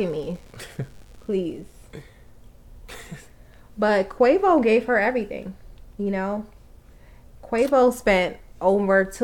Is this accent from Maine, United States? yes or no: no; New York, United States; also born or lived in Atlanta; He always make fun of my accent. Like I don't even have an accent, but I'm from New York